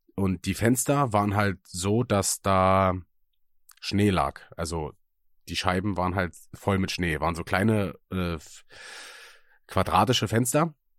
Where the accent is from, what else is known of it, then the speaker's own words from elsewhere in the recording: Germany; moved away; aus Münchenberg, weißt du, da wo ich herkomme